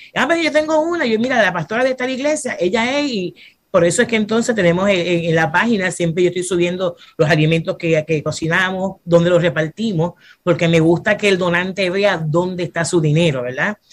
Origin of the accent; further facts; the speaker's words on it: Fajardo, Puerto Rico; also born or lived in Bronx, New York, United States / Luquillo, Puerto Rico / Santurce, Puerto Rico; soy una mujer que nací en Estados Unidos, en Nueva York, en el Bronx, y de pequeña mis padres se mudaron para acá, para Puerto Rico, y me crié en el pueblo de Fajardo hasta mi edad de 20 años